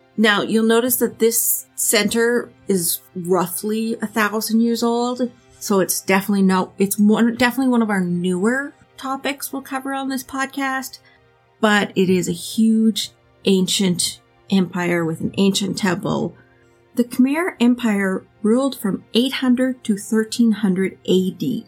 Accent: Canada; we're Canadian and we don't have huge cities either

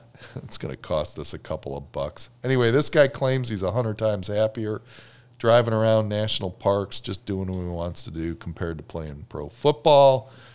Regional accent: Chicago, Illinois, United States; Liz and I grew up in Chicago, and we spent a lot of vacation time up in Wisconsin

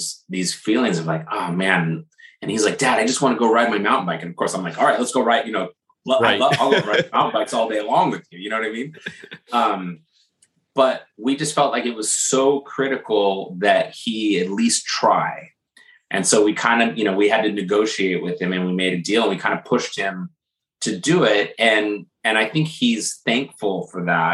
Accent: California, United States; moved away as an adult; also born or lived in Berkeley, California / Menlo Park, California; now in New Jersey, United States; we moved from California, where we, you know, where we grew up, and moved to New Jersey, just outside of Manhattan.

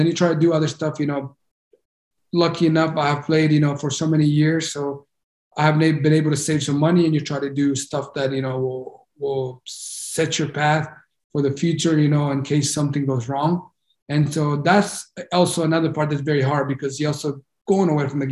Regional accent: United States; me being Honduran and growing up in the United States, I felt Honduran

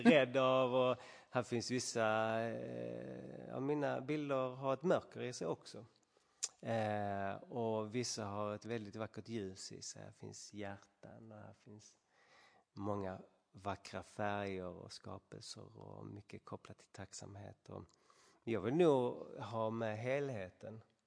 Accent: Sweden; långt borta från alla vänner och familj och allt det trigga hemma i Sverige

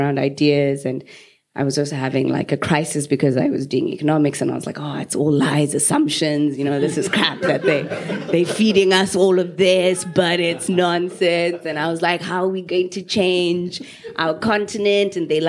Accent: Harare, Zimbabwe; now in Cape Town, South Africa; I was just about to add less complications to this and just say born and raised in Zimbabwe, Harare. And then I will say half of my life has also been in South Africa. And based in Cape Town

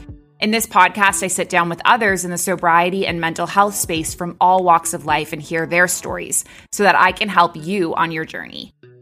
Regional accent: Canada; moved away as an adult; also born or lived in Dubai / Abu Dhabi; now in Bali, Indonesia; I'm a Canadian who moved across the world at age 23, and I never went back.

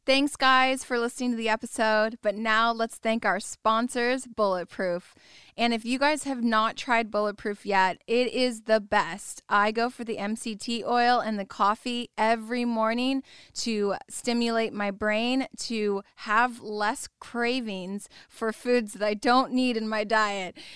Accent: Orange County, California, United States; I grew up in Orange County

